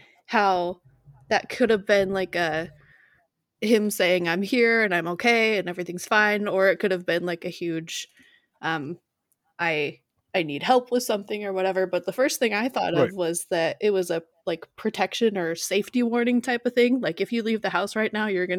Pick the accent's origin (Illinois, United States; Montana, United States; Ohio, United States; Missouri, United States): Montana, United States; Butte; It's this tiny little like old mining town, and the house that we lived in was built in like 1901 or something